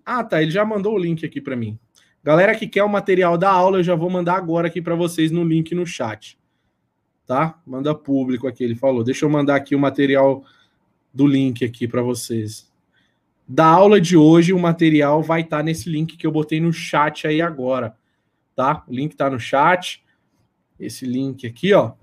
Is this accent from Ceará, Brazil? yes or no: no; Sorocaba, São Paulo, Brazil; eu sou de Sorocaba